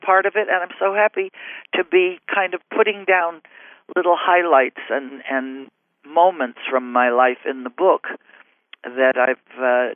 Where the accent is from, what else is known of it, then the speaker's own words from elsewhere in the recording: Montreal, Quebec, Canada; I was born in Montreal, Canada, of Lithuanian parents